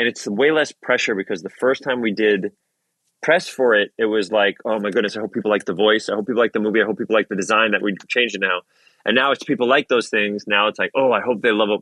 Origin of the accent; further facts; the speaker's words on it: Bronx, Westchester, New York, United States; I was living with my parents in Westchester still. We moved from the Bronx to Westchester